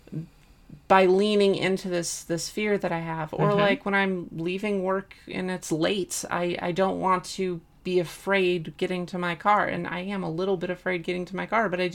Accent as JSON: {"language": "English", "country": "United States", "tie": "born or raised there", "said": "we grew up in America"}